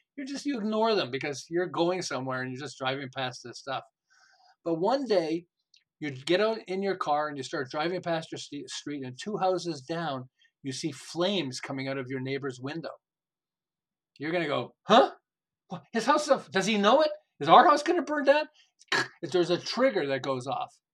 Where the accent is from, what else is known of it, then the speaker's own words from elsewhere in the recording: Montreal, Quebec, Canada; moved away as an adult; now in Southern California, United States; I'm originally from Montreal. I live in Southern California. We've lived here for about 36 years.